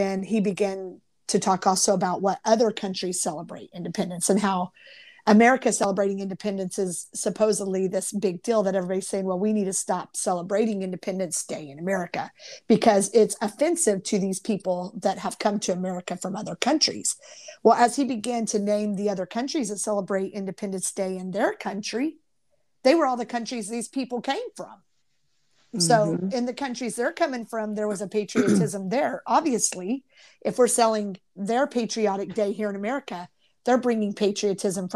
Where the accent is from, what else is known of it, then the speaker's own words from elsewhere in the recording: Kansas, United States; growing up in Midwest little Kansas, you know, where it's just your little community